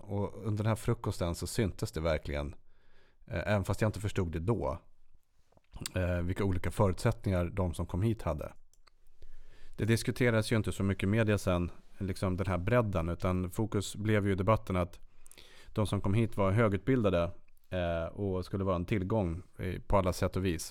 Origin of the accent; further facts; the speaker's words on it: Sweden; som god svensk